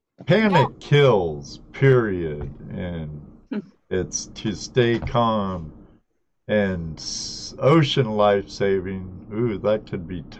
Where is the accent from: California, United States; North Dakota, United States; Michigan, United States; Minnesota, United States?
California, United States; Southern; when I grew up in Southern California.